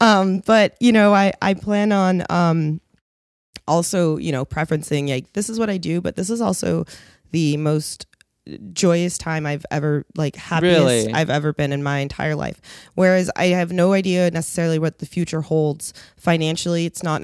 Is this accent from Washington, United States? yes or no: yes; Seattle, Washington, United States; I'm from Seattle originally.